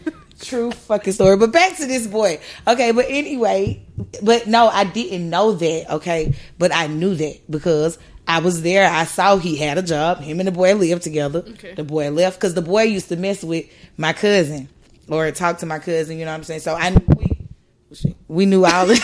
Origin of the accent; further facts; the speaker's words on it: Atlanta, Georgia, United States; I'm from Atlanta. I'm from the South.